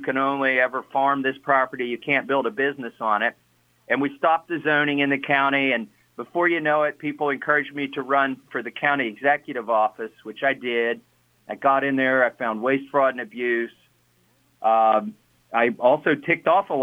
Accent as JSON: {"language": "English", "region": "Kentucky", "country": "United States", "tie": "born or raised there", "also_born_or_lived": "New England", "moved": "as an adult", "said": "my wife and I moved back to Kentucky from New England"}